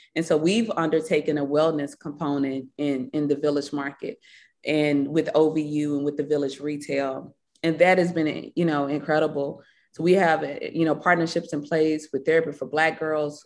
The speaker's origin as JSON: {"language": "English", "town": "Batesville", "region": "Mississippi", "country": "United States", "tie": "born or raised there", "also_born_or_lived": "Marks, Mississippi", "accent": "Mississippi", "moved": "yes", "lives_now": "Atlanta, United States", "said": "the life I, you know, had growing up in Batesville, Mississippi"}